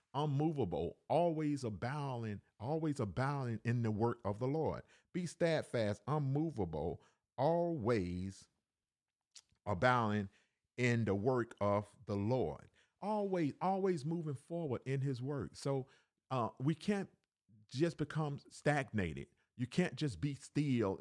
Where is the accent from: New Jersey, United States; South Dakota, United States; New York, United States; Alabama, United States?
Alabama, United States; also born or lived in Cleveland, Ohio; now in Decatur, Georgia, United States; I was born in Cleveland, Ohio, raised in Alabama.